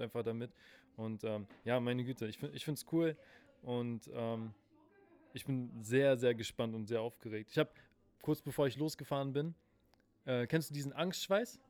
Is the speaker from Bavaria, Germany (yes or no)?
no; Berlin, Germany; ich wurde hier in Berlin geboren, in Spandau.